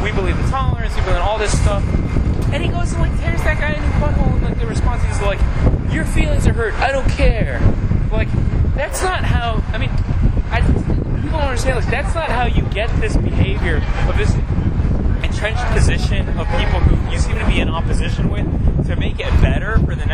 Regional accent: Midwest, United States; now in New York, United States; I grew up in the Midwest

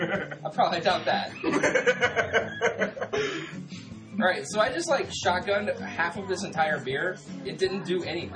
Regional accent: United States; but we're fucking American.

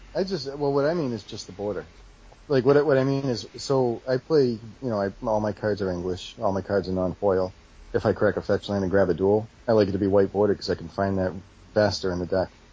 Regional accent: Massachusetts, United States; I'm from Massachusetts

